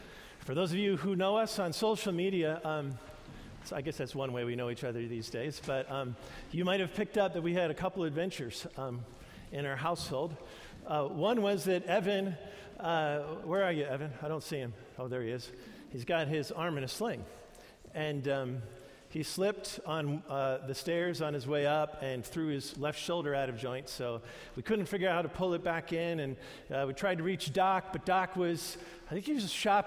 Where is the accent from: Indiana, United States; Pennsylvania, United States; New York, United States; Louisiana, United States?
New York, United States; the youth group that I grew up in New York